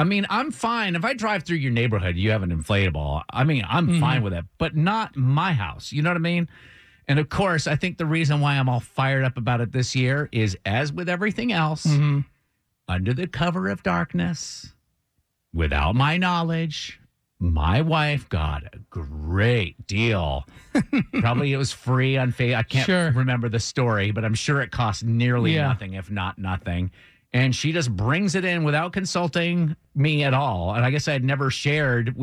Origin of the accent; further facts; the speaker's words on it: Vermont, United States; moved away; I'm from Vermont